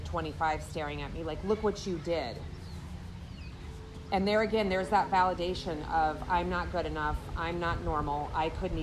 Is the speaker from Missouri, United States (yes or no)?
no; Des Moines, Iowa, United States; moved away as an adult; also born or lived in Florida; I was raised in Iowa with a mom, dad, and I was an only child for 6 years.